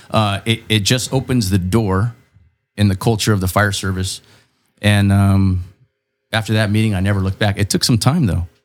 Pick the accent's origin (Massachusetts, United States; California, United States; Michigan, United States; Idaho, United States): California, United States; Chula Vista; I'm from Chula Vista. I was actually born on the 600 block of Chula Vista Street.